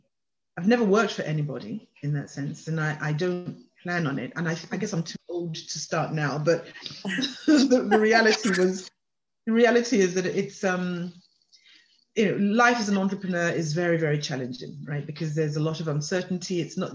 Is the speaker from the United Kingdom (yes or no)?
yes; England, United Kingdom; born or raised there; moved away as an adult; also born or lived in Nigeria; now in Canada